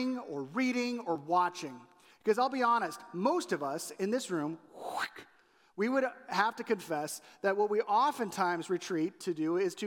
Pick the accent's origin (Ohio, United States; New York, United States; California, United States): California, United States; moved away as an adult; now in Chicago, United States; When I was growing up in California